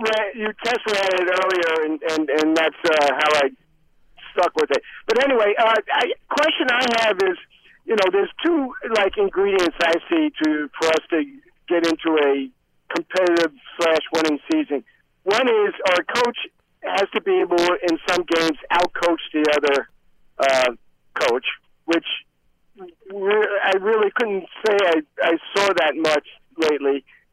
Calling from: North Carolina, United States; Hey, guys … from North Carolina.

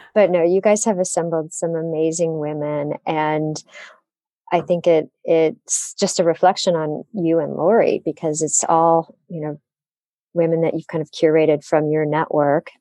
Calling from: Detroit, Michigan, United States; I'm calling in from the Motor City, Detroit, Michigan.

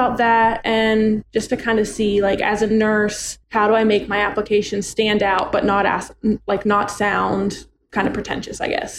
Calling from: Greenville, South Carolina, United States; I'm calling from my humble living room in South Carolina, nice. Greenville, South Carolina.

